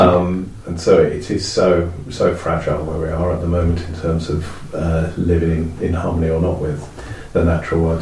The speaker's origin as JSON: {"language": "English", "area": "Epping Forest", "region": "East of England", "country": "United Kingdom", "tie": "born or raised there", "said": "I come from Epping Forest"}